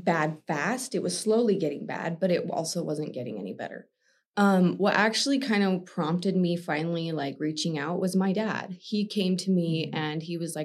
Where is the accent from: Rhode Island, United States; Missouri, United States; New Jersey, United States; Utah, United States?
Utah, United States; I was born and raised Utah County